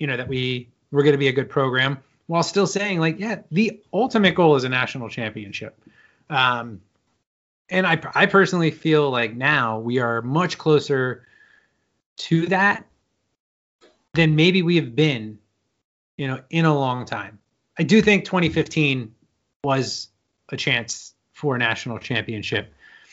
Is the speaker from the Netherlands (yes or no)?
no; Pennsylvania, United States; I'm at least from the Pennsylvania area